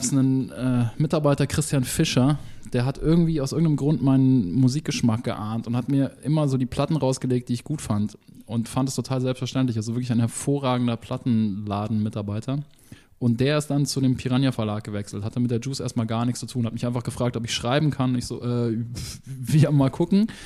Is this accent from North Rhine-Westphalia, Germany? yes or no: no; Munich, Bavaria, Germany; ich bin ja aus München